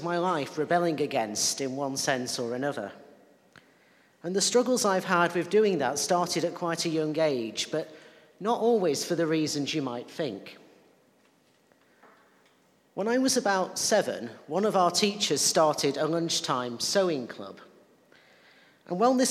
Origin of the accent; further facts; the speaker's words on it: Lancashire, North West England, United Kingdom; I'm also from Lancashire. And while church wasn't part of my life as a youngster particularly, I also grew up in an area that was socially conservative